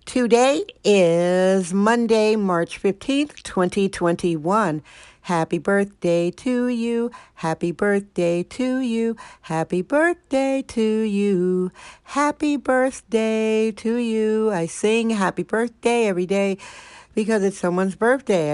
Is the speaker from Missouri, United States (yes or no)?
no; Wisconsin, United States; now in San Francisco, United States; My home state, Wisconsin, Wisconsin